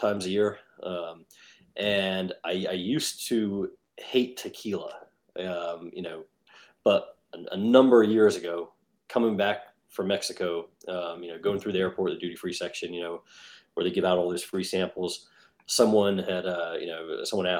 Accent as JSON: {"language": "English", "region": "England", "country": "United Kingdom", "tie": "born or raised there", "moved": "yes", "said": "I grew up in England."}